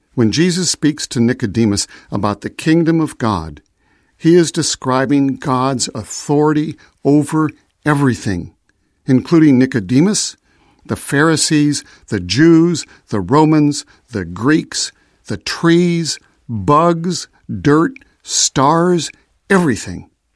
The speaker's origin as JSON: {"language": "English", "town": "Chicago", "region": "Illinois", "country": "United States", "tie": "born or raised there", "said": "I was born in Chicago, so I am a citizen of the United States"}